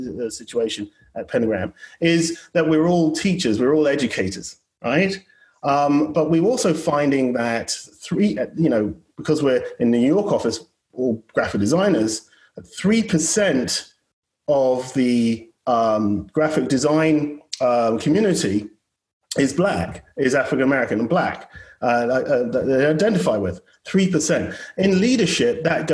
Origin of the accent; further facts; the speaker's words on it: United Kingdom; now in United States; I'm British as well and born and bred